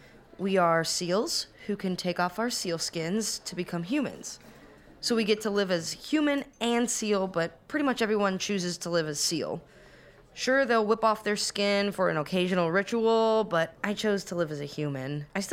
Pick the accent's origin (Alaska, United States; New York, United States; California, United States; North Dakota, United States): Alaska, United States; Alaska. Also grew up in a small town.